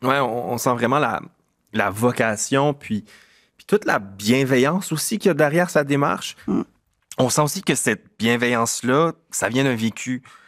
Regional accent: Moncton, New Brunswick, Canada; je suis originaire de Moncton, je suis originaire du Sud-Est

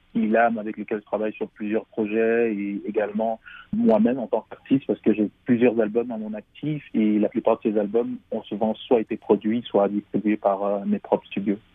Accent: Cameroon; je viens du Cameroun

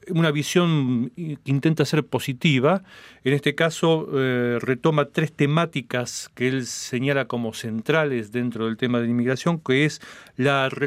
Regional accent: Cuba; soy cubano, actor, director, productor de cine cubano. Estoy de visita en Ottawa

